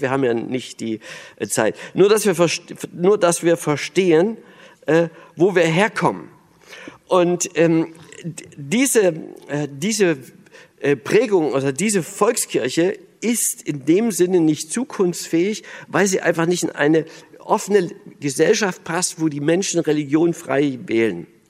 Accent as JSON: {"language": "German", "region": "Berlin", "country": "Germany", "also_born_or_lived": "East Germany (GDR)", "said": "ich bin ja Berliner"}